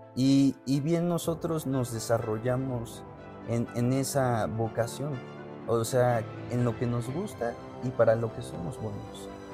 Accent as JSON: {"language": "Spanish", "country": "Mexico", "said": "nosotros como mexicanos"}